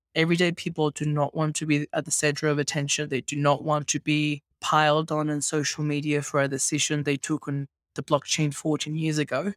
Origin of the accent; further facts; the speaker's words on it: Venezuela; moved away as an adult; also born or lived in Australia; now in Mexico; I migrated to Australia when I was eighteen. I grew up in Venezuela.